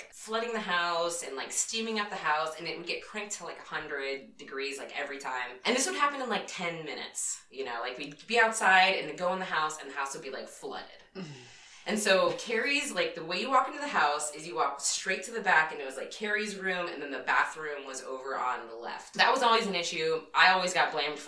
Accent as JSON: {"language": "English", "region": "Southern California", "country": "United States", "tie": "born or raised there", "said": "I grew up in Southern California"}